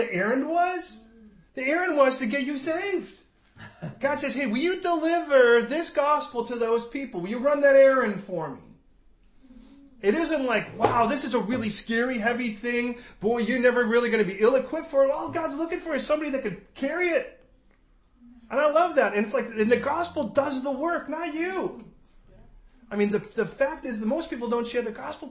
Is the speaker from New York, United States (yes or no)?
no; Chicago, Illinois, United States; moved away; where I grew up in Chicago.